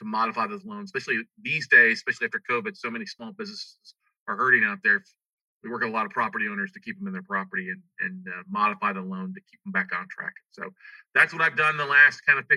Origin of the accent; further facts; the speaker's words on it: Ingleside, Texas, United States; now in Austin, United States; I grew up in South Texas down by Corpus Christi, Texas